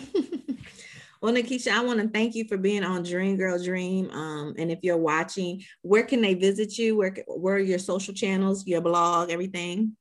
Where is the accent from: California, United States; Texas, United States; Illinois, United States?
Illinois, United States; Chicago; also born or lived in Atlanta; now in Tampa, United States; I'm from Chicago